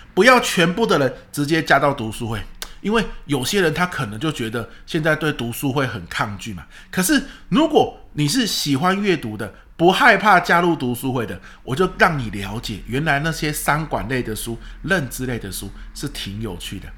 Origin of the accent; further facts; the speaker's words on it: Pingtung County, Taiwan; moved away; 因为屏东是我的故乡嘛